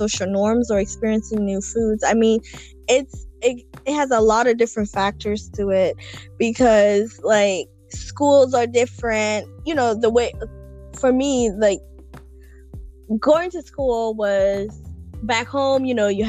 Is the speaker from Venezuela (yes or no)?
no; Kenya; now in United States; growing up in Kenya